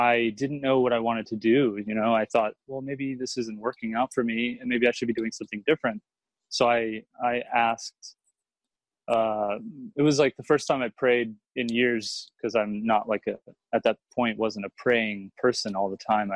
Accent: Houston, Texas, United States; moved away as an adult; also born or lived in Boston / New York; now in Austin, United States; I grew up in Houston. And when I was about 21, I moved to Boston

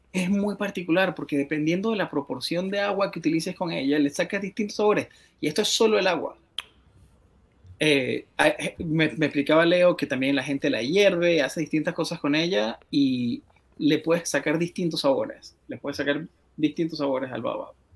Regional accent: Venezuela; creciendo en Venezuela

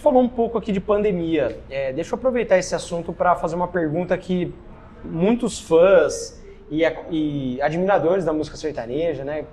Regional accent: São Paulo, Brazil; eu, que sou de São Paulo

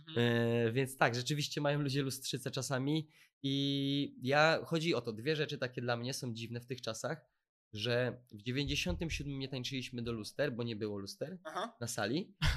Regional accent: Łódź, Łódź Voivodeship, Poland; ja też jestem z Łodzi

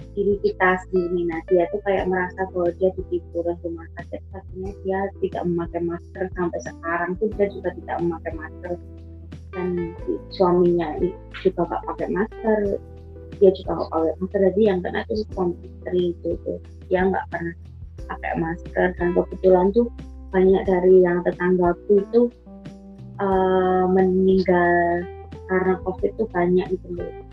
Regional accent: Surakarta, Central Java, Indonesia; kota aku itu

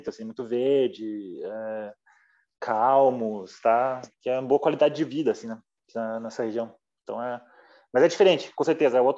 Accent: Brazil; Porque eu venho do interior do Brasil, por exemplo, uma cidade interior pequena.

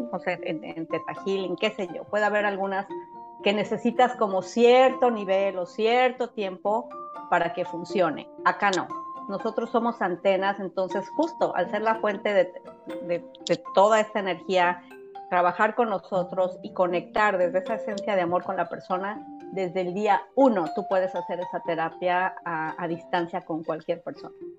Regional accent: Mexico; now in United States; México, que es de donde soy yo

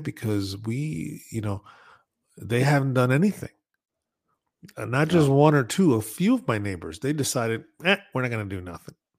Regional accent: Northeast, United States; growing up in the Northeast

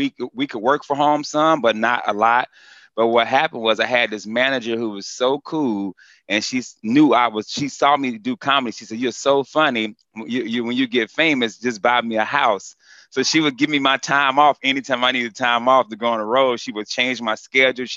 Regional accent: North Carolina, United States; moved away; also born or lived in Orlando, Florida; I'm originally from North Carolina, but I started in Orlando

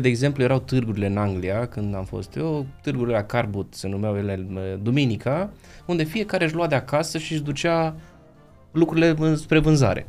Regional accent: Transylvania, Romania; Eu sunt ardelean

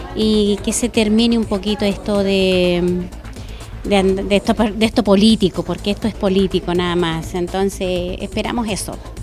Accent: Chile; como chilenos

